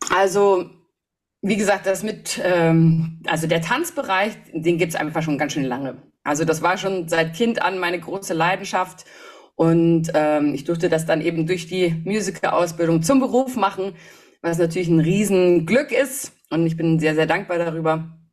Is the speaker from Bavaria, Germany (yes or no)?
yes; Hof, Bavaria, Germany; moved away; ich bin in Hof geboren, wohne da jetzt auch wieder seit zwei Jahren